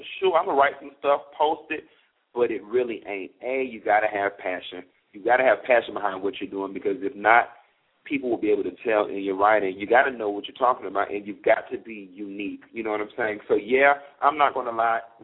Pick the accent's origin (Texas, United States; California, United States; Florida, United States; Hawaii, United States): Florida, United States; Miami; I'm from Miami